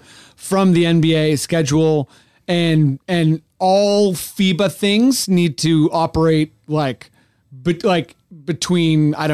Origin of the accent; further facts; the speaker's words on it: Canada; trust me, I'm Canadian